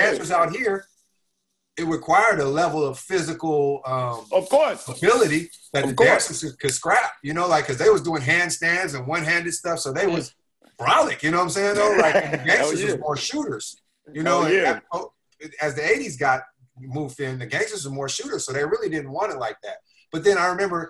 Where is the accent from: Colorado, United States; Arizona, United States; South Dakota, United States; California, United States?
California, United States; Oakland; I grew up in East Oakland.